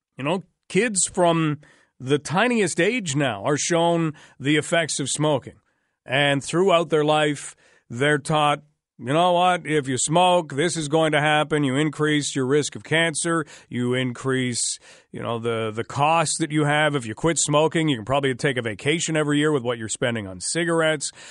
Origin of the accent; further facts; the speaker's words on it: Ottawa, Ontario, Canada; now in London, Canada; I grew up in the Ottawa area